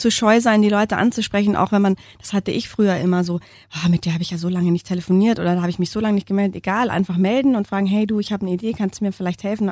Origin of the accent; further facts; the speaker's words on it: Munich, Bavaria, Germany; wir sind beide Münchner und unsere Männer auch